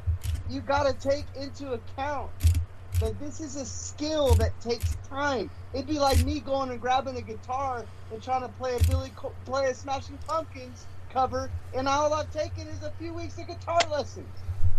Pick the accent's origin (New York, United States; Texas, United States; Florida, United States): Texas, United States; What's funny is you understand, I'm from Texas.